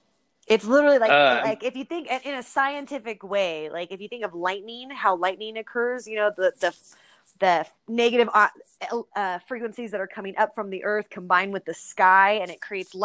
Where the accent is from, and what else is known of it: California, United States; born or raised there